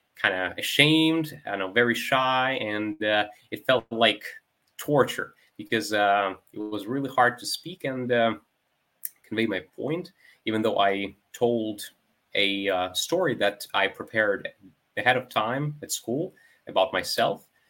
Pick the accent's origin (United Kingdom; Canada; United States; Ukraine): Ukraine; Melitopol, Zaporizhzhia Oblast; English is a second language; my city, which is Melitopol.